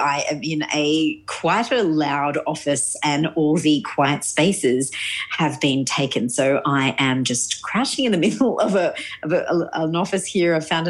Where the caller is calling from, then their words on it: Sydney, New South Wales, Australia; I am actually calling from Sydney.